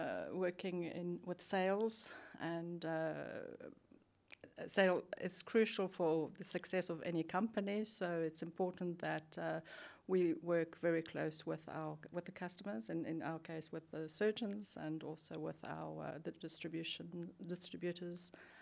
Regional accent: South Africa; now in Sweden; I'm from South Africa originally, and have been.

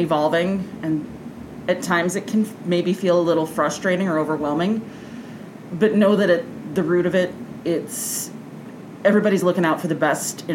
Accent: Grayslake, Illinois, United States; I grew up in Grays Lake. It's been home for many years now

